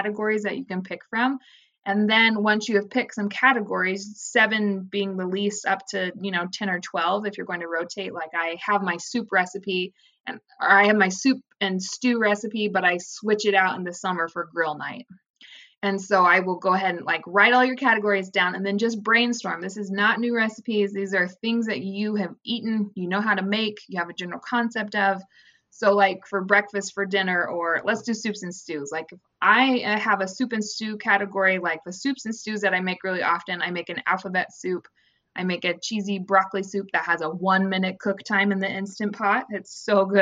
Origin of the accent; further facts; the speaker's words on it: Midwest, United States; I grew up in the Midwest